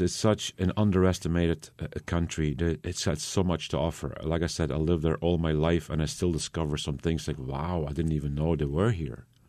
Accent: Belgium; I lived there all my life

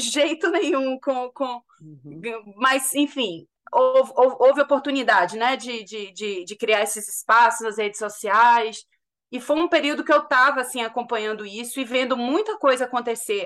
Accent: Salvador, Bahia, Brazil; moved away as an adult; also born or lived in United States / United Kingdom; now in London, United Kingdom; Eu sou de Salvador. Sim. Eu me formei em Salvador, na Católica

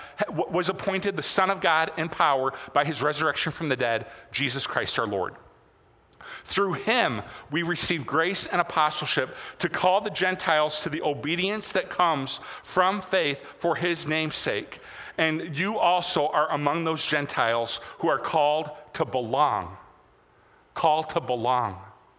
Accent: United States

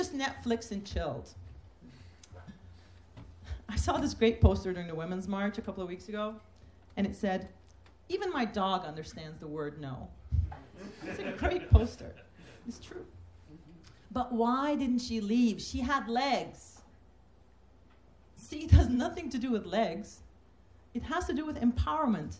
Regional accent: Turkey; moved away as an adult; also born or lived in Massachusetts; I'm from Turkey, never met a lesbian or gay person who was out

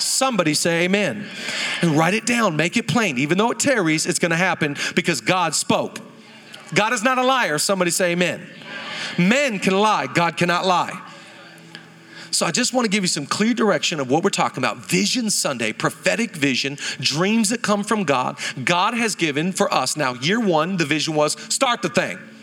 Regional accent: Seattle, Washington, United States; moved away as an adult; now in Los Angeles, United States; I grew up in Seattle my whole life

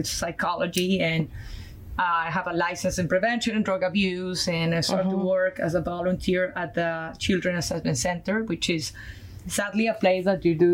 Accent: Colombia; accent: Colombian; English is a second language; moved away as an adult; my background from Colombia, South America, my accent is from there. I went to school there to do architecture

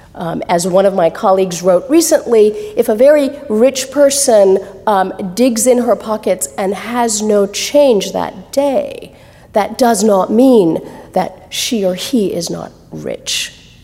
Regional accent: California, United States; also born or lived in Calcutta; California, which is my home state. I grew up in California

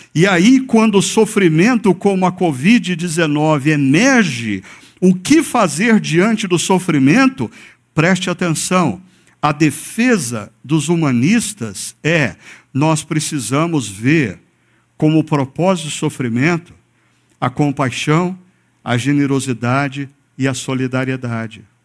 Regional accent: Brazil; nós brasileiros

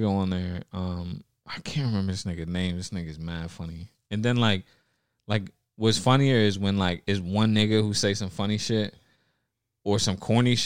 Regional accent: New York City, New York, United States; I was born in North Bronx Hospital

